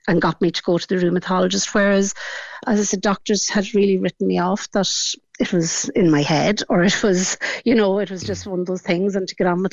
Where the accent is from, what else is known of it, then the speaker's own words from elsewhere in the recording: Killybegs, Ulster, Ireland; I come from Killybegs in County Donegal, and that's Fintra Beach. And that would have been my backyard